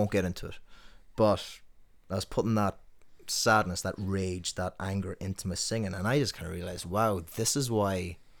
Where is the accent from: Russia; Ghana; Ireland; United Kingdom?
Ireland; Tuam, Connacht; But I try to stand out a bit. There have been times where my accent comes out when I don't intend it to.